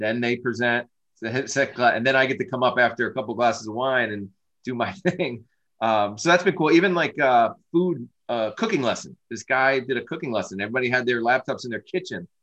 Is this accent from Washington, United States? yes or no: no; Norwalk, Connecticut, United States; I'm born and raised in Norwalk, where our headquarters is